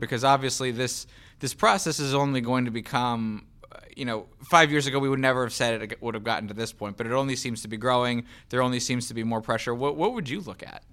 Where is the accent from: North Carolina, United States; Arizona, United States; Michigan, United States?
North Carolina, United States; Charlotte; moved away; I grew up in Charlotte, North Carolina.